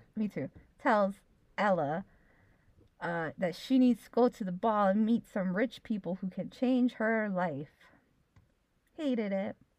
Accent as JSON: {"language": "English", "region": "Hawaii", "country": "United States", "said": "we have been brought up to think we are American, and that we live in Polynesia and right. we are Hawaiian"}